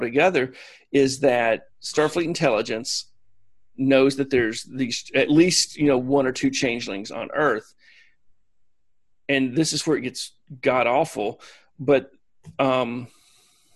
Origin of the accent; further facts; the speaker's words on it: Alabama, United States; growing up in Alabama